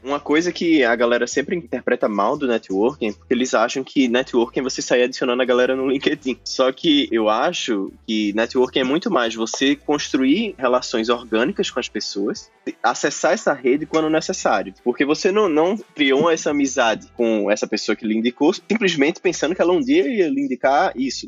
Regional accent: Recife, Pernambuco, Brazil; sou do Colégio Militar de Recife

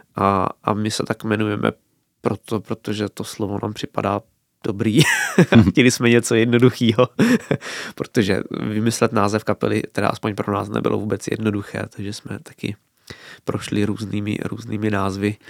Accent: Hrušovany u Brna, South Moravian Region, Czechia; u nás v Hrušovanech v Sokolovně

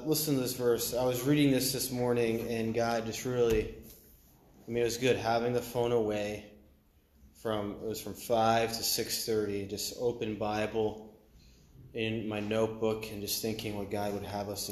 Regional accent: Maine, United States; I'm from Maine, and I was homeschooled

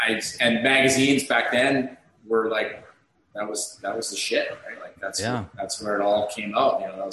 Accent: West Vancouver, British Columbia, Canada; moved away as an adult; now in Nelson, Canada; I grew up on North Shore of Vancouver.

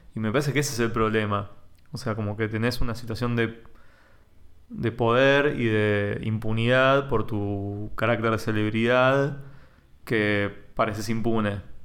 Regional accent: Temperley, Buenos Aires Province, Argentina; yo soy de Temperley

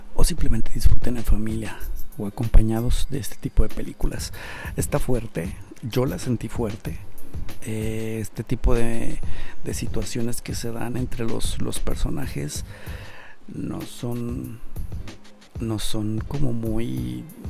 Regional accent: Mexico; nosotros como mexicanos

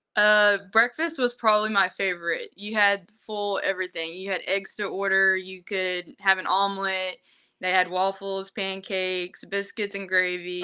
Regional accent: Broken Bow, Oklahoma, United States; I'm from Broken Bow, Oklahoma

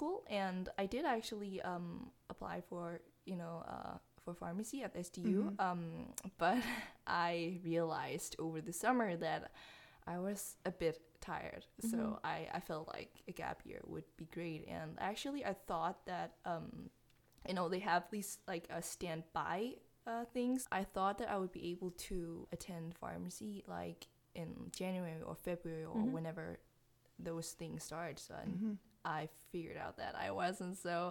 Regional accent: Aarhus, Central Denmark Region, Denmark; English is a second language; now in Odense, Denmark

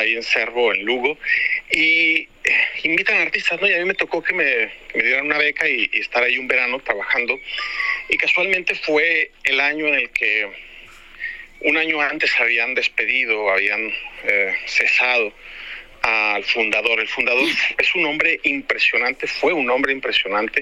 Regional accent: Mexico; also born or lived in Spain; yo soy mexicano

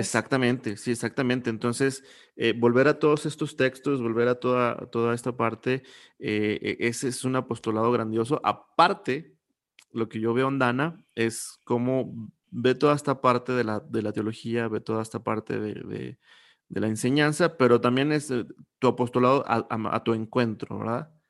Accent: Coahuila, Mexico; Yo soy de Coahuila

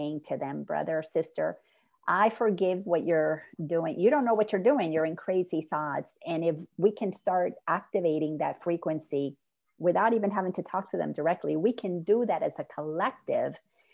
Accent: Dominican Republic; first language Spanish; English is a second language; I'm from the Dominican Republic, so I'm Latin. And so my first language is Spanish

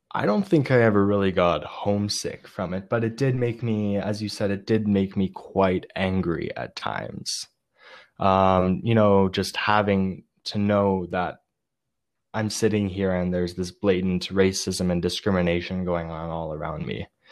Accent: Canada; one Canadian boy

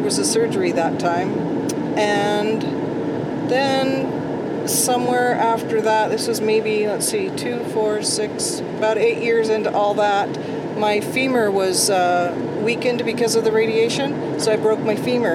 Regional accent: Beaverton, Oregon, United States; I grew up in Beaverton area, big city, and moved out to a farm when I got married.

